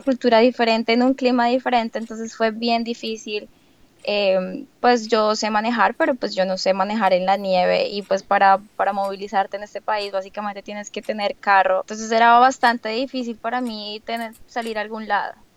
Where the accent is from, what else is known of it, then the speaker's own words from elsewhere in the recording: Bogotá, Colombia; moved away as an adult; also born or lived in Maine / California / Boston; now in New York, United States; yo vengo de Bogotá